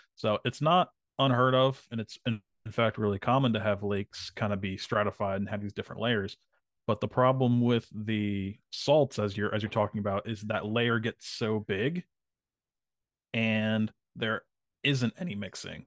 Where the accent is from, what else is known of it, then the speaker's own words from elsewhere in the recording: New Jersey, United States; when I was growing up in Jersey